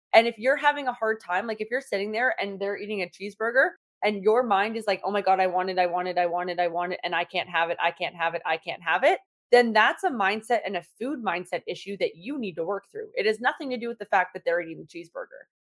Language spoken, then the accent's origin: English; Toronto, Ontario, Canada; now in Sarnia, Canada; I'm from Toronto